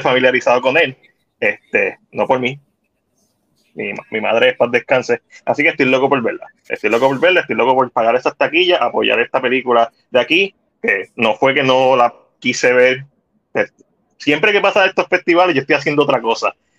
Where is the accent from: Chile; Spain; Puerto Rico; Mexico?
Puerto Rico; nos identifica como puertorriqueños